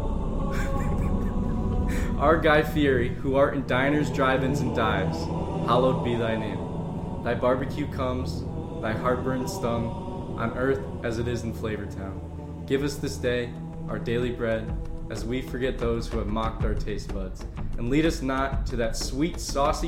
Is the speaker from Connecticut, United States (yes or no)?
yes; Connecticut, United States; my hometown in Connecticut